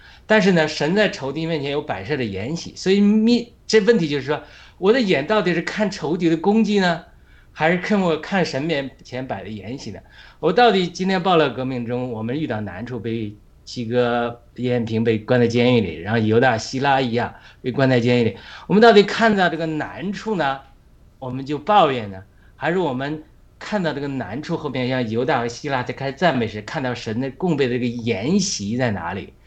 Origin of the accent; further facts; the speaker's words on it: China; now in United States; 我们在中国